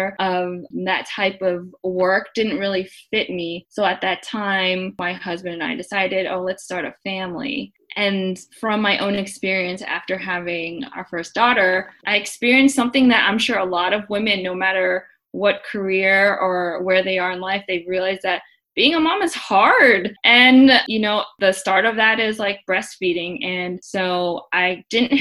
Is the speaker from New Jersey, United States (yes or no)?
no; Florida, United States; moved away as an adult; also born or lived in New York City / Hong Kong; I am a Florida girl. I grew up in Florida